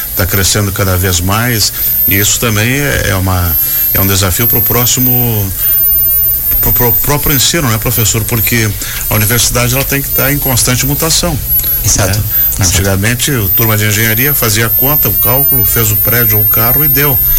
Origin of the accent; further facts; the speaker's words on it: Cuba; now in Joinville, Brazil; Sou cubano.